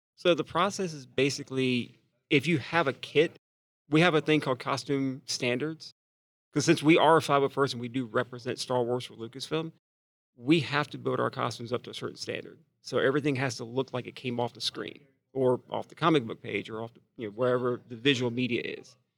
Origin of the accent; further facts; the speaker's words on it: Atlanta, Georgia, United States; I'm from Atlanta